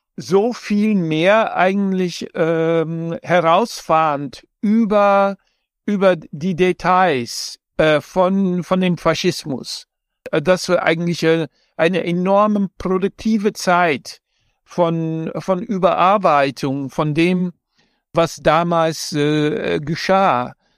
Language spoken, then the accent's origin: German; Amsterdam, North Holland, Netherlands; ich in Amsterdam äh, aufgewachsen bin